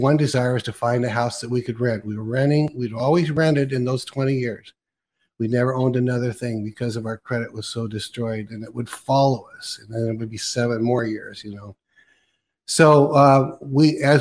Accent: California, United States; now in Oregon, United States; I was actually born in Oregon, but then I was raised in California.

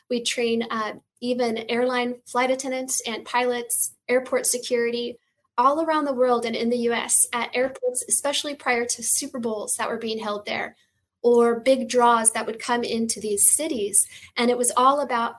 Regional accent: Washington, United States; now in Los Angeles, United States; I'm based in Los Angeles, California. I'm originally from the Northwest, Washington State

